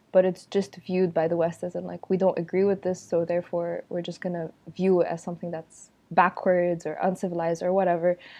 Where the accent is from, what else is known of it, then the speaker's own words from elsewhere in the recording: Egypt; also born or lived in Abu Dhabi / Europe; I'm from Egypt, and I'm currently living and working in Egypt